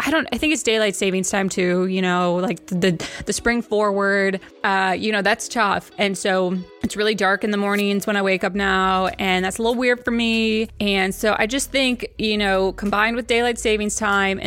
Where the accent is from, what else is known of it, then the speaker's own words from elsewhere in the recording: Wisconsin, United States; I'm a Wisconsin girl